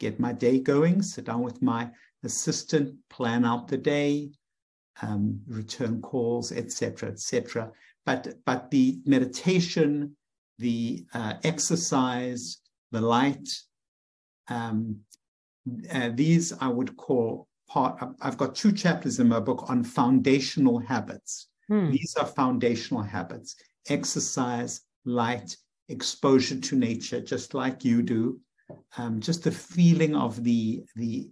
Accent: South Africa; moved away as an adult; now in United States; as I was growing up in South Africa

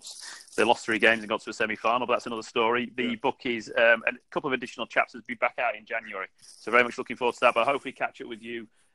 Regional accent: London, United Kingdom; I was spent part of my years growing up in North London

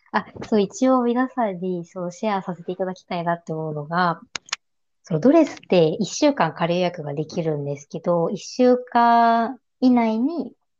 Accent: Kanto, Japan; ずっと私、関東出身で、関東に住み続けてるので

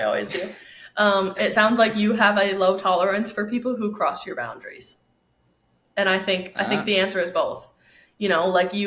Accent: New York, United States; now in Arizona, United States; I'm from New York also

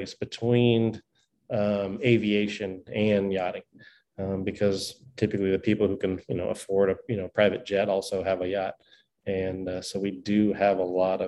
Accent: Laguna Beach, Newport Beach, Orange County, Southern California, United States; Grew up in Southern California in Laguna Beach, Newport Beach, in Orange County out there

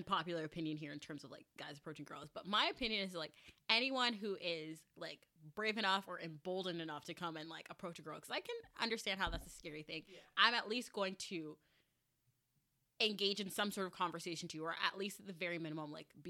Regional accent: Guyana; I'm not Jamaican, Guyanese

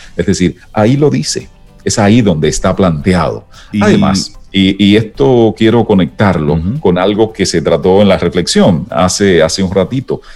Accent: San Ignacio de Sabaneta, Santiago Rodríguez, Dominican Republic; also born or lived in Dajabón, Dominican Republic; nací en Santiago Rodríguez, noroeste de la República Dominicana, y mi bachillerato fue en Dajabón, también noroeste, pero mucho más pegado de la frontera

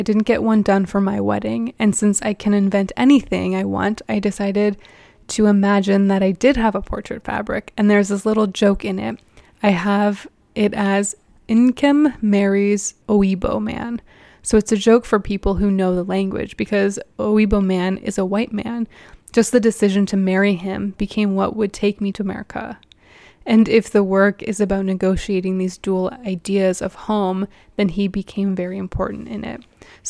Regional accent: Nigeria; I'm from Nigeria, which is a hybrid country. We used to be a British colony, and even though we are no longer a British colony, there is still evidence of the British presence in our culture.

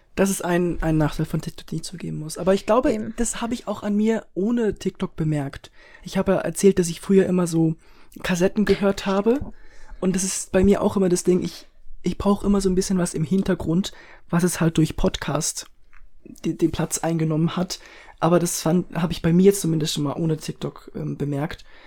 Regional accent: Switzerland; Wir sind Schweizer

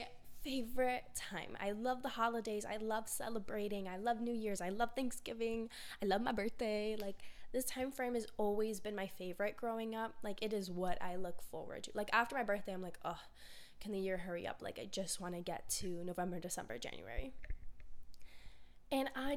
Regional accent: Florida, United States; I grew up in Florida my whole life

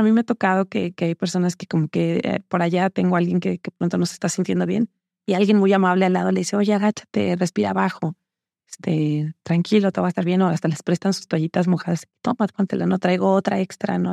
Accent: Los Reyes La Paz, State of Mexico, Mexico; yo crecí, nací en Ciudad de México y crecí en una zona cerca de Texcoco, en Los Reyes La Paz, Estado de México

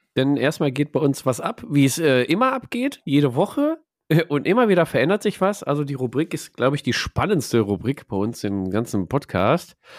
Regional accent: Ruhr area, North Rhine-Westphalia, Germany; Wir kommen aus dem Pott

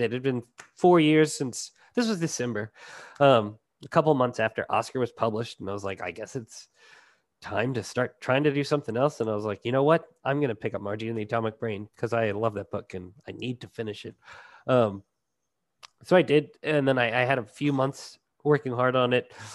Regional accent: Cajun, Louisiana, United States

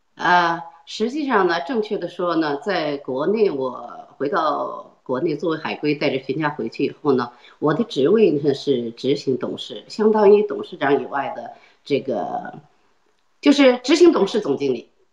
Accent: China; moved away; 因为中国是我的祖国

